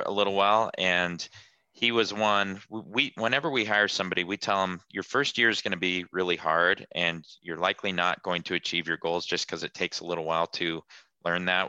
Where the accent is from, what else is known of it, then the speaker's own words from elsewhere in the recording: Salt Lake City, Utah, United States; I'm from Salt Lake City, Utah.